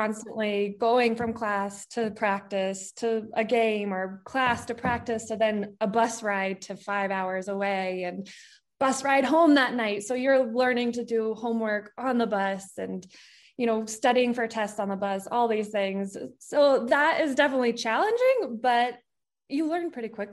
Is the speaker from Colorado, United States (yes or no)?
yes; Colorado Springs, Colorado, United States; moved away as an adult; also born or lived in New Orleans; I grew up in Colorado Springs, and that's where I'd lived my whole life